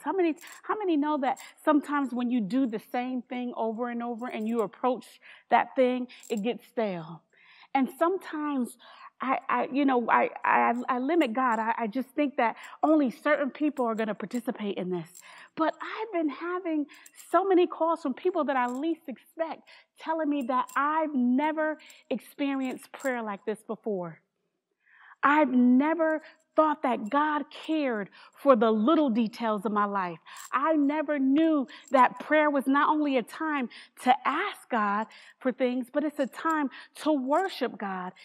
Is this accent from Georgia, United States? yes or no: no; New Haven, Connecticut, United States; I'm from New Haven, Connecticut